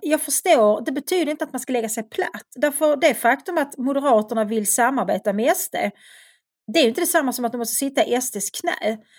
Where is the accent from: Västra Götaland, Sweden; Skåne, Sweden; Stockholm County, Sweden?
Skåne, Sweden; Svedala; moved away as an adult; flytta från Svedala där jag växte upp